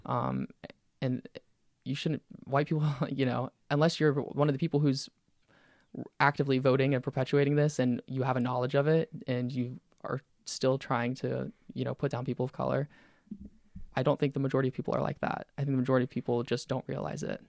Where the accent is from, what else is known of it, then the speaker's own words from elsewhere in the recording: Pensacola, Florida, United States; I'm from Pensacola